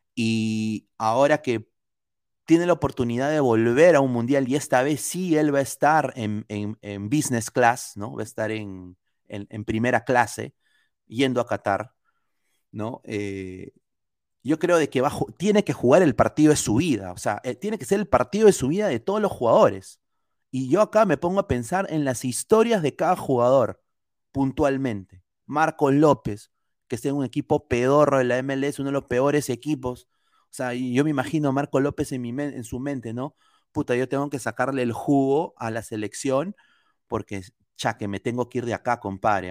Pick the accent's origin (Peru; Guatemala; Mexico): Peru; moved away; como peruano, como hincha, como que amo a mi país, viviendo acá afuera